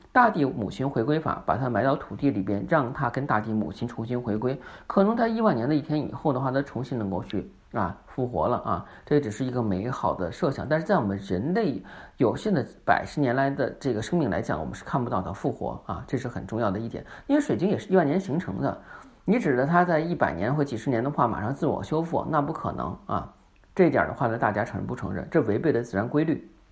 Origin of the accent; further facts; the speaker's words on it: China; 我们中国人讲了